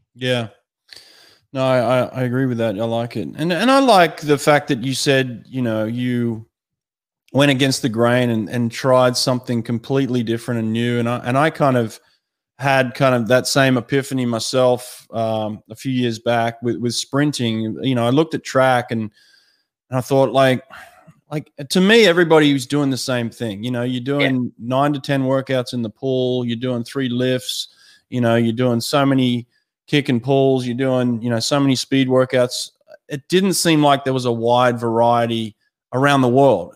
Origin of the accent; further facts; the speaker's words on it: Sydney, New South Wales, Australia; moved away; also born or lived in United States; I grew up in Maroubra